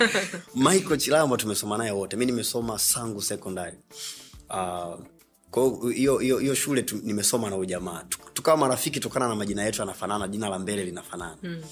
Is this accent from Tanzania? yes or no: yes; Dar es Salaam, Tanzania; moved away; nimeisha hayo maisha hapo keko kwa Keko mpaka natoka kwa utachilambo nimetokea Keko Magulumbasi